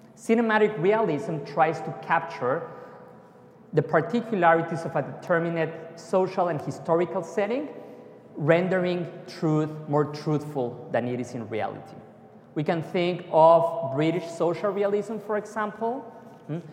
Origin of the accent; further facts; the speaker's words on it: Mexico City, Mexico; I love my hometown. It's beautiful, chaotic, and amazing